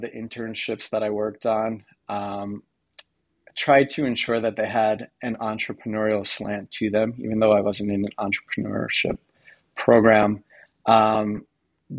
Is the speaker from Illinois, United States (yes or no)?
no; Long Island, New York, United States; I grew up on Long Island in a suburb about 45 minutes from Manhattan